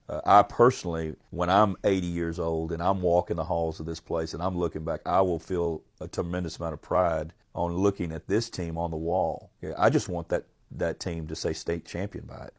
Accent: Port Arthur, Texas, United States; I'm from Port Arthur

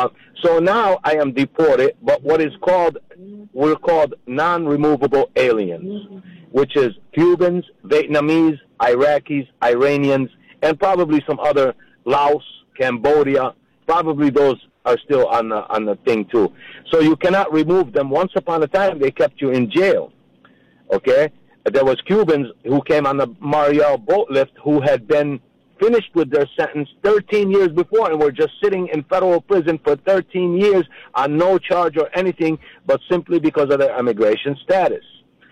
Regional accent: Jerusalem, Palestine; born there; since I was born in Jerusalem and I don't have a country

